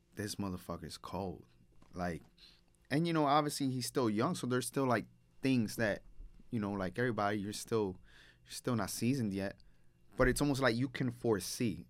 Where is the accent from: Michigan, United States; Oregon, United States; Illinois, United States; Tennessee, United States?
Illinois, United States; Chicago; I grew up in Humboldt Park. I'm Humboldt Park born and raised